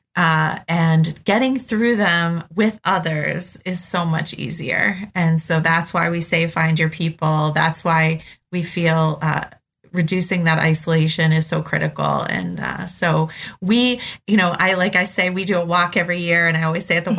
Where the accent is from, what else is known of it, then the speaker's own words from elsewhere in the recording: Boston, Massachusetts, United States; I grew up in Boston my whole life.